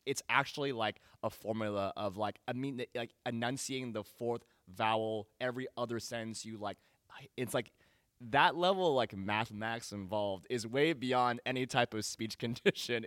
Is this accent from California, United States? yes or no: yes; Danville, California, United States; growing up in Danville, California